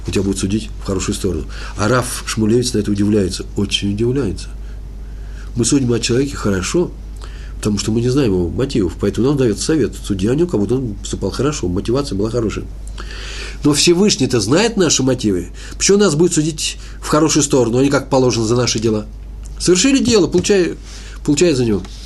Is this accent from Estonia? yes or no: no; Moscow, Russia; Я москвич